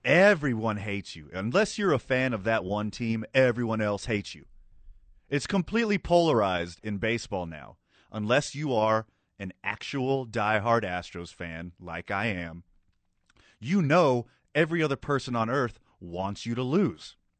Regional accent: right outside of Houston, Texas, United States; born or raised there; now in New Mexico, United States

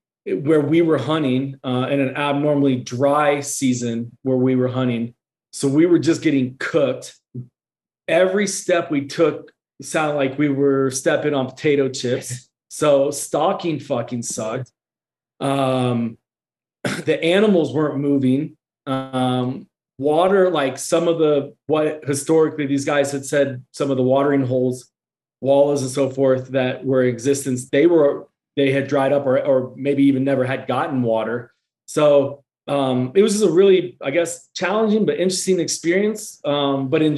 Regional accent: Boulder, Colorado, United States; moved away as an adult; also born or lived in Australia / San Diego / Las Vegas; Steve and I grew up together in Boulder, Colorado

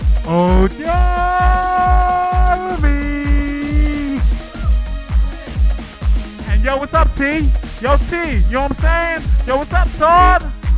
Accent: London, United Kingdom; I'm from London.

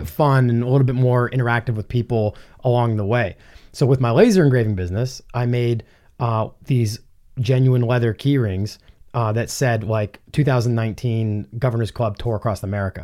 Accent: New Hampshire, United States; I'm from New Hampshire

